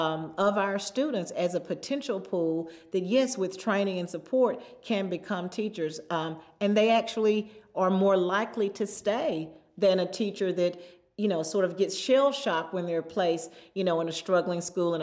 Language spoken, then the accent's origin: English; Southern United States, United States; I grew up in the Bible Belt. My first teacher was my Sunday school teacher.